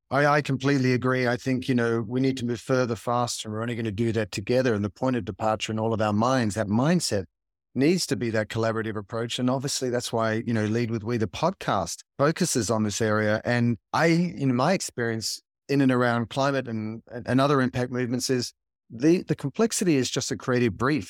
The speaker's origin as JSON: {"language": "English", "town": "Sydney", "region": "New South Wales", "country": "Australia", "tie": "born or raised there", "moved": "yes", "lives_now": "Los Angeles, United States", "said": "growing up in Sydney, Australia, you know, there's greenery and nature all around you, and now living in L"}